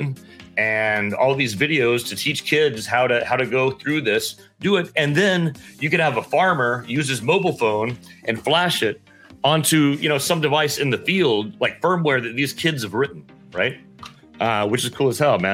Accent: Texas panhandle, United States; I grew up in Texas, up in the panhandle, and I grew up like painting fences, stringing barbed wire, working longhorns

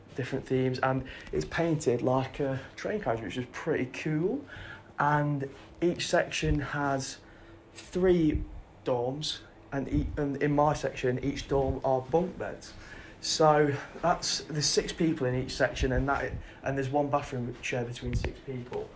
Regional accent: Nottingham, East Midlands, United Kingdom; I'm from Nottingham

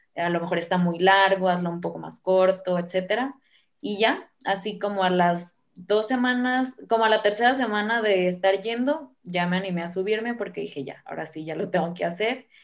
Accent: Guamúchil, Sinaloa, Mexico; moved away as an adult; now in Guadalajara, Mexico; yo soy de un lugar que se llama Guamuchi, que es un, una ciudad súper chiquita en Sinaloa

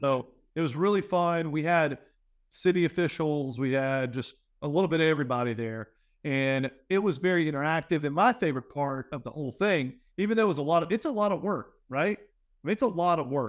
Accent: Louisiana, United States; I'm from Louisiana

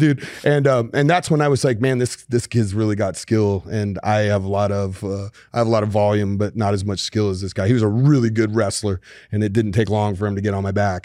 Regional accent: Colorado, United States; I grew up in Colorado.

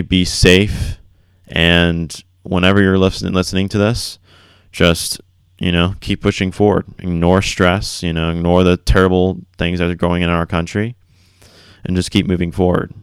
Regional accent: Florida, United States; growing up in Florida

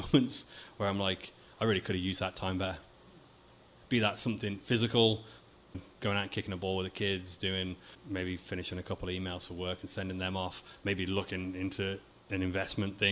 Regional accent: England, United Kingdom; moved away as an adult; now in Vancouver, Canada; There's a lot of people I've met in my life in England

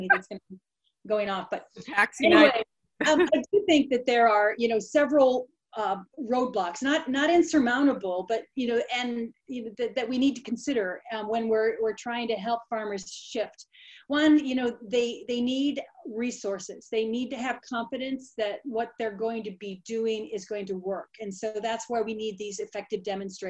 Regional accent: Sublette, Illinois, United States; now in Chico, United States; the little tiny town that I grew up in Sublette, Illinois

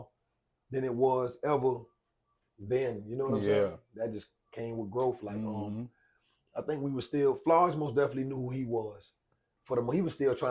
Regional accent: Savannah, Georgia, United States; I grew up in Hitch Village

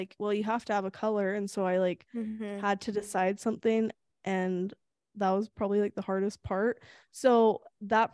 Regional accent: Sacramento, California, United States; In Sacramento, my hometown.

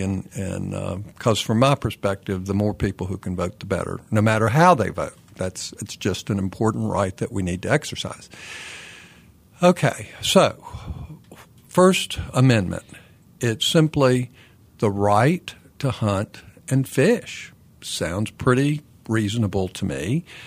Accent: Kannapolis, North Carolina, United States; now in Raleigh, United States; My hometown is Kannapolis, North Carolina

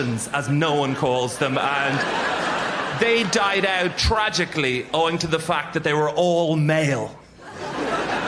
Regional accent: Ireland; I'm from Ireland

